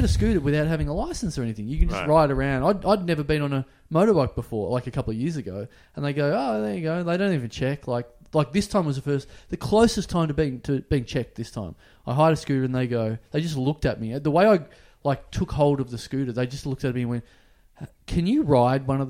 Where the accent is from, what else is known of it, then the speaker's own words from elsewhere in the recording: Australia; I'm officially an Australian in Thailand